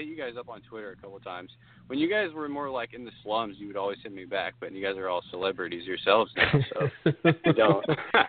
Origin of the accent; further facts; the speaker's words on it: Vancouver, Washington, United States; I'm from Portland, Oregon. Actually, Vancouver, Washington.